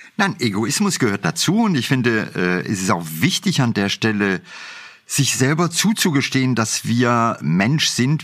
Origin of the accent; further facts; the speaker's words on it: India; now in Germany; Ich bin in Indien groß geworden